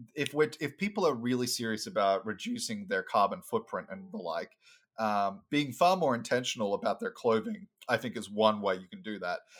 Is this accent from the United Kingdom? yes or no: no; Brisbane, Queensland, Australia; moved away as an adult; also born or lived in Sunshine Coast; now in United States; I was born on the Sunshine Coast, but I spent most of my time um, in Brisbane, which is the capital of, uh, Queensland.